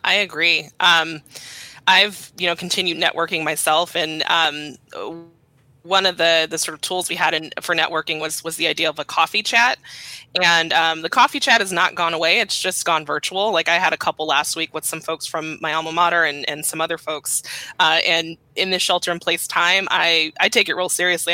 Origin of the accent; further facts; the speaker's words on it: Los Angeles, California, United States; I am from South Los Angeles, born and raised.